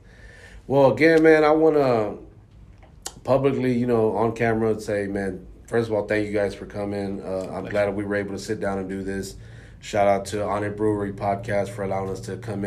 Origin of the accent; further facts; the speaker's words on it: Houston, Texas, United States; born and raised in Houston